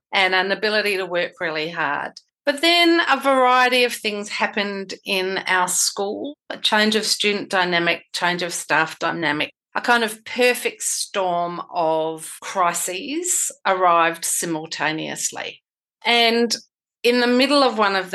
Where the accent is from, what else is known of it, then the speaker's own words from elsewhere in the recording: Western Australia, Australia; my home state of Western Australia, which is massive.